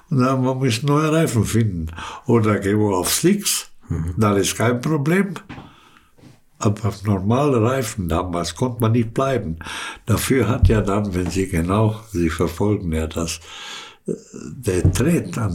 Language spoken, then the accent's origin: German; Canada; German is a second language; Und wir sind in Nigeria in Kriegszeit in Biaf nach Biafra gegangen und haben wir gearbeitet, weil wir als Kanadier konnten man da arbeiten.